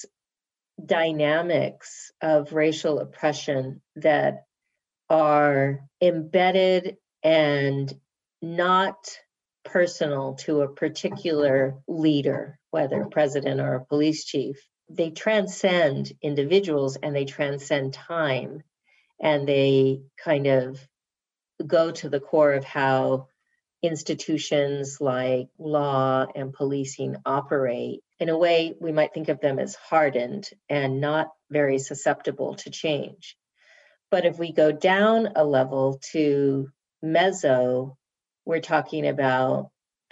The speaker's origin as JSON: {"language": "English", "town": "Albuquerque", "region": "New Mexico", "country": "United States", "tie": "born or raised there", "said": "I grew up in Albuquerque."}